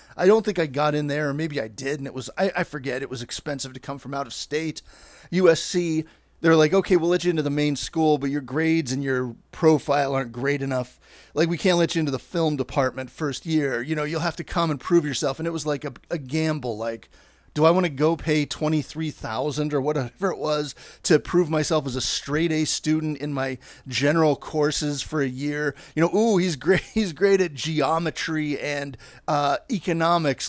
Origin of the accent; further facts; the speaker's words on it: Pittsburgh, Pennsylvania, United States; moved away as an adult; now in Los Angeles, United States; I'm there with my dad coming from Pittsburgh